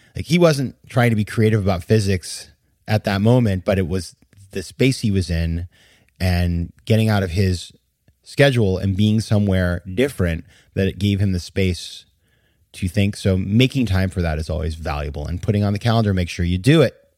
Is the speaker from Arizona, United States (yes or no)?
no; Maine, United States; my home state of Maine